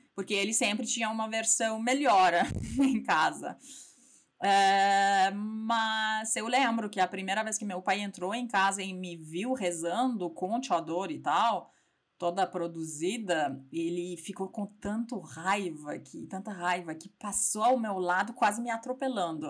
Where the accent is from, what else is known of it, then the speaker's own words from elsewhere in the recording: Iran; Portuguese is a second language; moved away as an adult; also born or lived in Tehran / Strasbourg, France; now in São Paulo, Brazil; sou iraniana